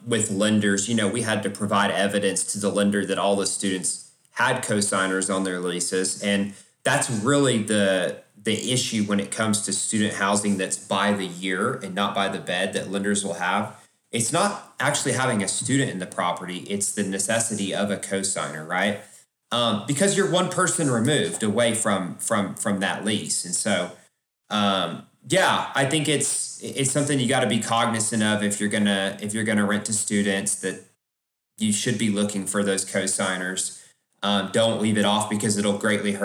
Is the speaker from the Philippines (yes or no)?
no; Oklahoma City, Oklahoma, United States; now in Dallas, United States; I was born in Oklahoma. I'm from Oklahoma City.